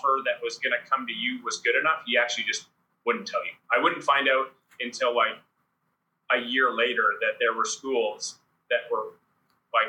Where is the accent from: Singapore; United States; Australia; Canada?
Canada; moved away as an adult; also born or lived in Austria; my hometown's 20 minutes away from York